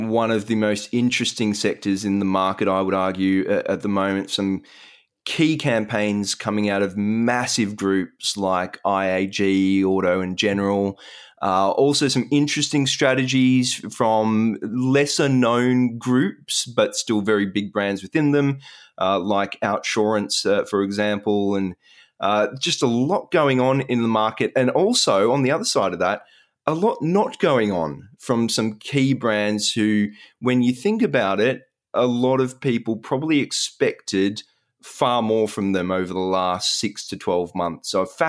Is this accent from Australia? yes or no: yes; Australia; it seemed to bring a bit of emotion, some, you know, very warm feelings about being Australian.